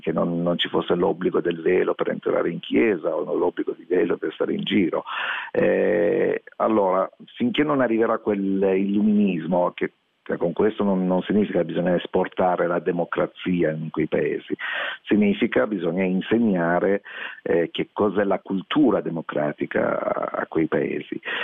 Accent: Iran; now in Italy; nel mio paese natale

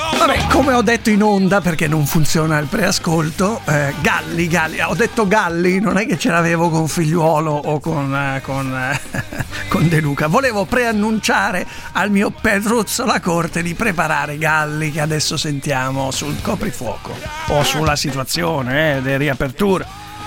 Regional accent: Italy; io sono italiano, non sono di Bruxelles

